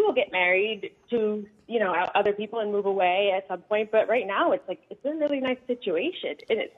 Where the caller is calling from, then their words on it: Rosendale, New York, United States; So I'm calling from Rosendale